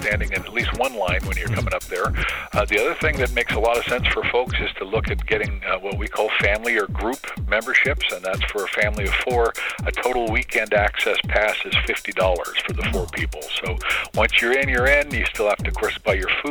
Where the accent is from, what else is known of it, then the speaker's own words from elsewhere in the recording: Bellingham, Washington, United States; also born or lived in St. Paul, Minnesota / Mount Vernon; I grew up in Bellingham